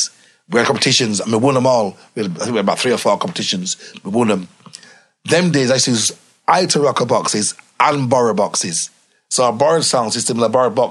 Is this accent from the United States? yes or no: no; Leeds, Yorkshire and the Humber, United Kingdom; I'm a country boy. I'm coming from Leeds to London. We're country.